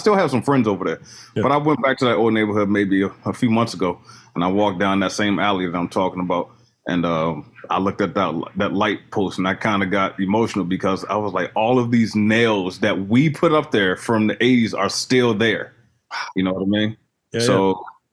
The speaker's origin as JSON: {"language": "English", "town": "Baltimore", "region": "Maryland", "country": "United States", "tie": "born or raised there", "said": "I was born in Baltimore, Maryland, off in the Druid Hill area, off of White Lock"}